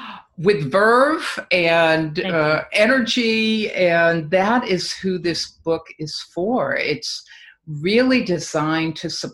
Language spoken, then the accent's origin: English; Boston, Massachusetts, United States; moved away as an adult; also born or lived in Mexico; I'm from the East Coast also. Yes. And I could not wait to hightail it out of Boston.